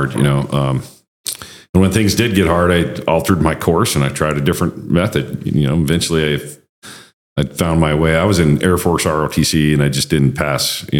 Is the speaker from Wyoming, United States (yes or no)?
yes; Wyoming, United States; moved away as an adult; my home state of Wyoming